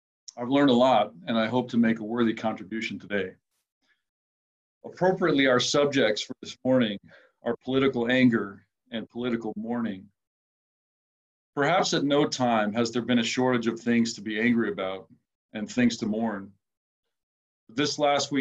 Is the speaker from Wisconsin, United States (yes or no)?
no; Minnesota, United States; I am from Minnesota